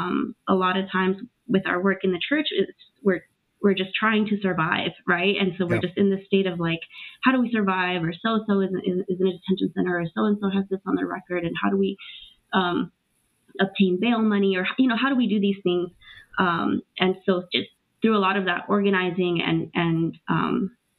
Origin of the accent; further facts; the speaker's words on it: Los Angeles, California, United States; also born or lived in Trujillo, Peru; I'm originally born in Trujillo, Peru, and I grew up in Los Angeles, undocumented for many years